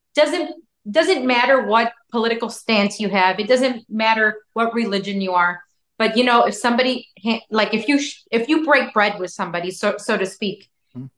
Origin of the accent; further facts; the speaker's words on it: Chicago, Illinois, United States; now in Miami, United States; I was born in Chicago and everything. My parents are from Chicago.